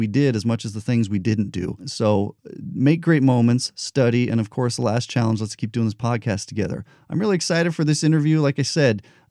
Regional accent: New Mexico, United States; I grew up in New Mexico.

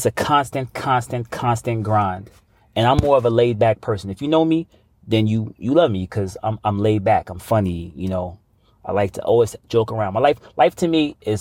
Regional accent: New York City, New York, United States; also born or lived in Brooklyn / Queens / New Orleans; I was born in Brooklyn, actually.

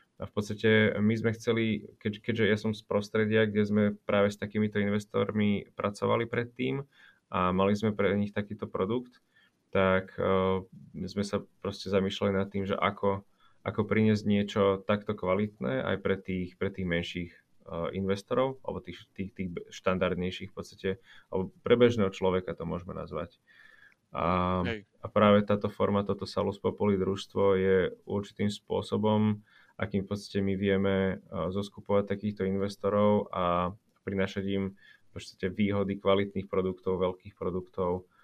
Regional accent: Komárno, Nitra Region, Slovakia; a ja som z Komárna, tak ako ty pôvodom.

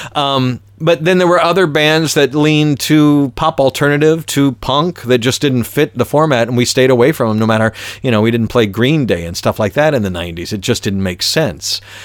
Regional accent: Atlanta, Georgia, United States; when I was growing up in Atlanta, ninety-six Rock, W K L S

